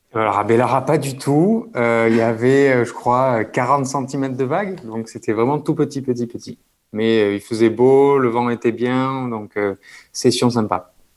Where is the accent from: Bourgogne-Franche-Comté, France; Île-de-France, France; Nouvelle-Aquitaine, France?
Nouvelle-Aquitaine, France; Bayonne; moved away as an adult; also born or lived in Toulouse; grandi près de la mer, donc au Pays Basque, à je pense 5 minutes de la plage